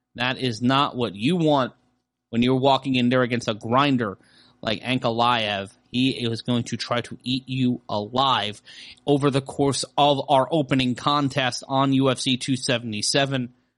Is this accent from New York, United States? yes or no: yes; New York City, New York, United States; growing up in Brooklyn, there was a kingdom hall in our neighborhood